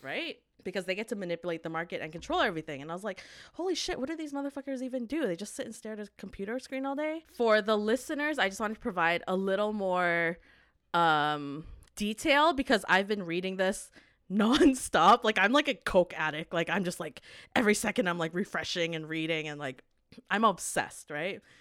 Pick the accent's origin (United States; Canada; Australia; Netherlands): Canada; growing up in Canada